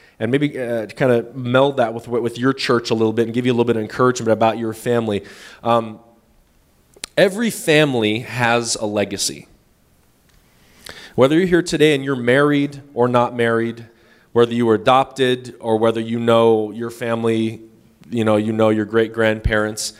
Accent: Northern California, United States; We're from Northern California

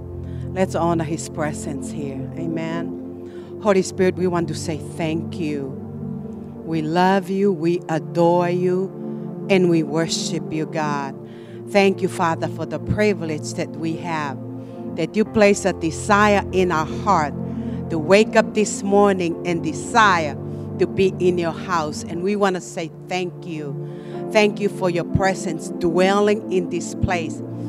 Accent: Tonga; moved away; also born or lived in Hawaii, United States; I'm from Hawaii. I lived in Hawaii for 20 years. And actually, I was born and raised in a little island called Tonga, but I lived in Hawaii longer than in Tonga.

